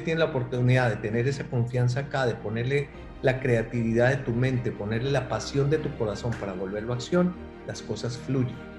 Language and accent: Spanish; Colombia; moved away as an adult; aunque añoro mi tierra, Colombia